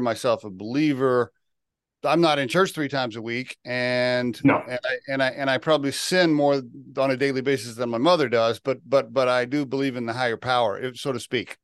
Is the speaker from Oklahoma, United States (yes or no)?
yes; Oklahoma, United States; moved away; I grew up in Oklahoma